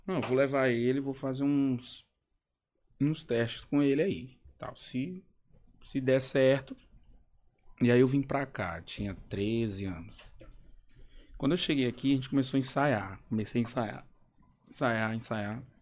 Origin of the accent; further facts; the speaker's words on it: Caxias, Brazil; Mas lá na, na minha cidade, que eu sou de Caxias, né?